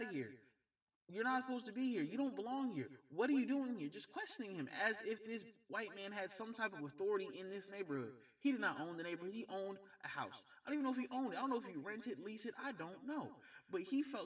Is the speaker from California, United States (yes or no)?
no; Georgia, United States; my home state of Georgia